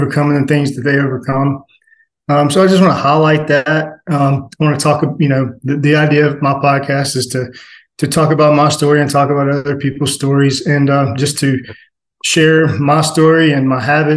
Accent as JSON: {"language": "English", "town": "Atlanta", "region": "Georgia", "country": "United States", "tie": "born or raised there", "said": "I was born in South Atlanta"}